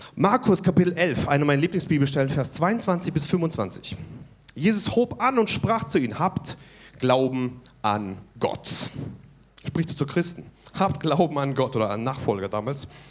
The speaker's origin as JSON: {"language": "German", "country": "Germany", "said": "Wir als Deutsche"}